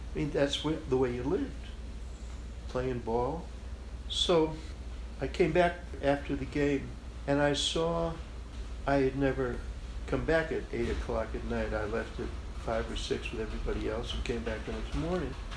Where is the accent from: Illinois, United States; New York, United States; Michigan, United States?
Illinois, United States; Chicago; the way I grew up in Chicago, on the west side of Chicago